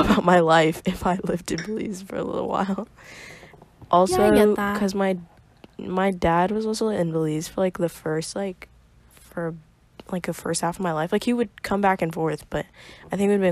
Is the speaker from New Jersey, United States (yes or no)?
no; New York City, New York, United States; I was born in the Bronx, and chilled here for the first like 5 years of my life. Went to like preschool here